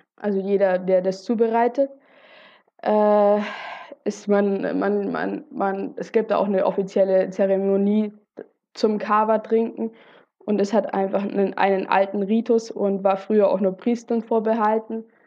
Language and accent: German; Germany; bei uns in Deutschland